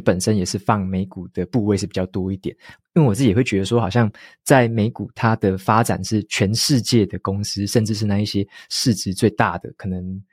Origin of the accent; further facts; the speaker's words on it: Taiwan; 像我们本身是台湾人嘛